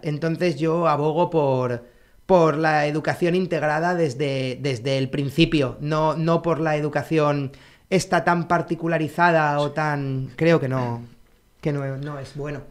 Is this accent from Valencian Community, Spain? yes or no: yes; Alicante, Valencian Community, Spain; also born or lived in Santa Cruz de Tenerife; Entonces yo a los seis años me fui de Tenerife a, Alicante